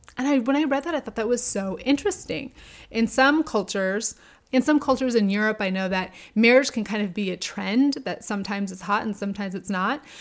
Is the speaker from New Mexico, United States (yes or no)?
yes; Albuquerque, New Mexico, United States; I grew up in New Mexico, in Albuquerque